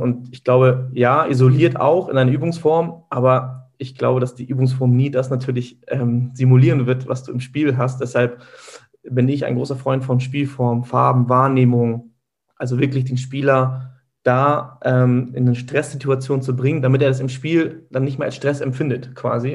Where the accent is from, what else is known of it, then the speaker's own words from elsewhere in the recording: Hamburg, Germany; bin hier in Hamburg geboren. Meine Eltern kommen gebürtig aus der Türkei. Ähm, meine Wurzeln liegen hier im Süden Hamburgs.